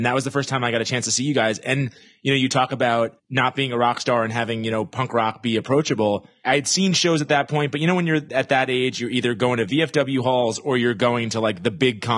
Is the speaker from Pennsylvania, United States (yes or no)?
no; New York, United States; growing up in New York, there'd be these amazing shows that you couldn't get